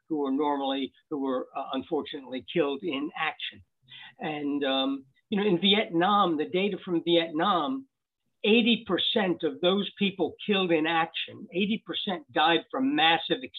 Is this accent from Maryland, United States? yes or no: yes; Baltimore, Maryland, United States; I grew up in Baltimore